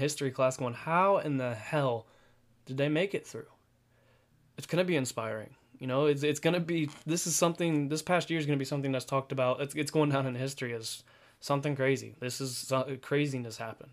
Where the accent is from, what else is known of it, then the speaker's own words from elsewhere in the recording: Pataskala, Ohio, United States; also born or lived in Delaware, Ohio; I grew up in Pataskal, Ohio